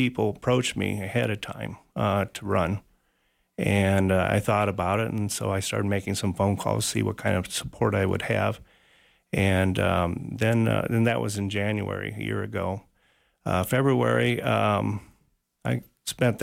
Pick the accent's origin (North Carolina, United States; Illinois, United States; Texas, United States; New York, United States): Illinois, United States; Elmwood; moved away as an adult; also born or lived in Wisconsin / Peoria, Illinois; now in Sheridan, United States; I grew up in central Illinois, a small town called Elmwood